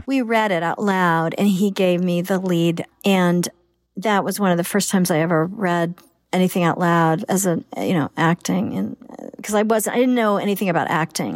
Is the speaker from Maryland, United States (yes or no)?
no; Oklahoma, United States; My daughter, we came all this way from Oklahoma